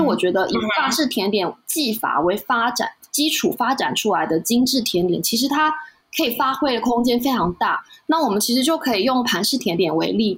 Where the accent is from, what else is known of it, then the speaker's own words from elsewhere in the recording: Taiwan; 我们台湾人过去习惯的西点